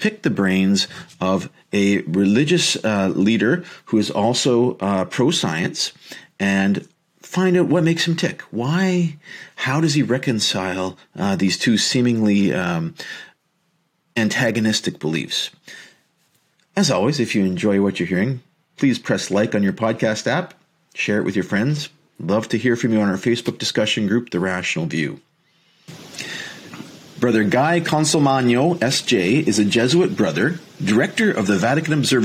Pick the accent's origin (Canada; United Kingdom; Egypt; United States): Canada; Leamington, Ontario; moved away; I am originally from Leamington, Ontario, right across the river from you guys